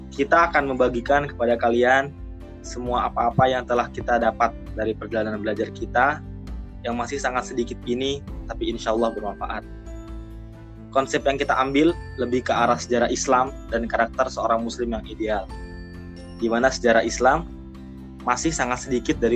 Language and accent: Indonesian; Jakarta, Indonesia; born there; Ane lahir di Jakarta 24 Agustus